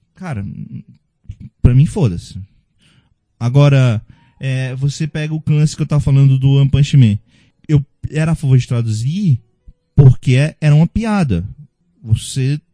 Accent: Northeast Region, Brazil; eu sou do Nordeste

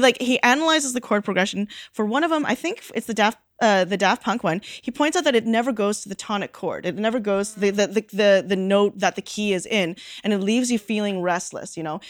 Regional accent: Canada; I grew up in Canada

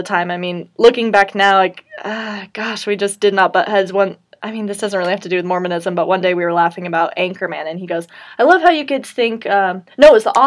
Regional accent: Colorado, United States; moved away as an adult; also born or lived in Utah; I'm from Colorado my whole life

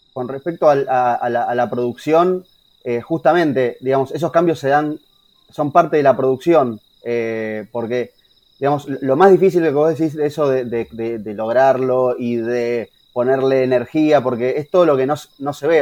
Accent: Haedo, Buenos Aires Province, Argentina; como somos de Aedo, conocemos a los pibes de …

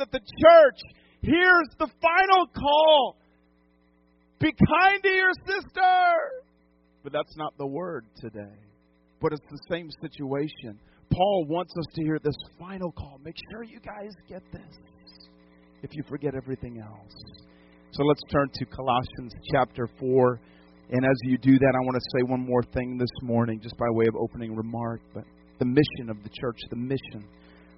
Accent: New England, United States; now in Lodi, United States; I grew up in New England

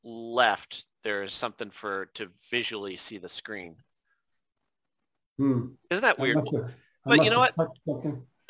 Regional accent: Scranton, Pennsylvania, United States; also born or lived in Dickson City, Pennsylvania; I was born in Scranton and then just moved 15 minutes away to, you know, it's all technically Scranton, but it's like Dixon City is a borough. It doesn't even count as a real city.

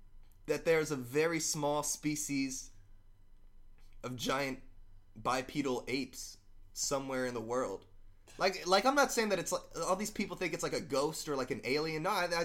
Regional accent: Birmingham, Alabama, United States; moved away; I'm from Birmingham.

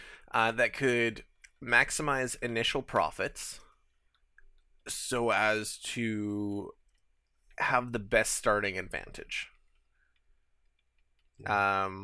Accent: Canada; we're Canadian, yeah.

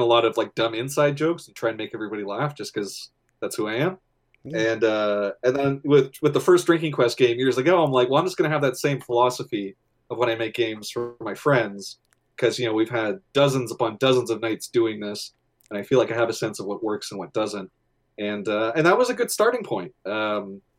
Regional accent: Canada; I'm Canadian

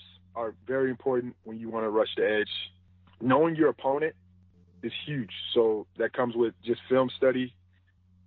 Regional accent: Wisconsin, United States; I grew up in Wisconsin

